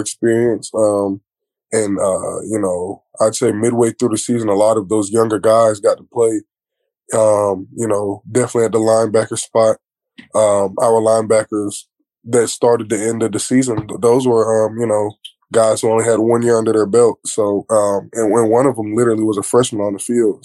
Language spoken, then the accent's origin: English; Fayetteville, North Carolina, United States; I'm from Fayetteville